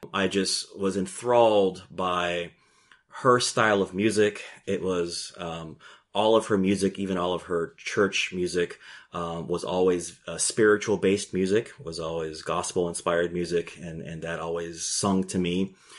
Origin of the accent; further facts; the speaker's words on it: Gainesville, Florida, United States; also born or lived in Puerto Rico; growing up in Gainesville, Florida